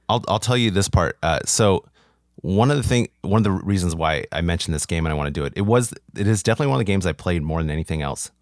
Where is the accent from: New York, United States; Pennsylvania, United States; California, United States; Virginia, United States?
California, United States; Orange County; I'm from Orange County originally